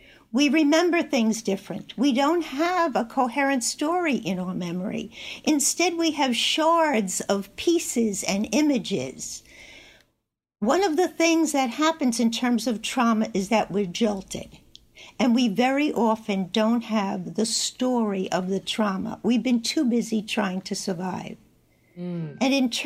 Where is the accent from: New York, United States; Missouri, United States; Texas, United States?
New York, United States; Long Island; I'm joining you from home in Northport, New York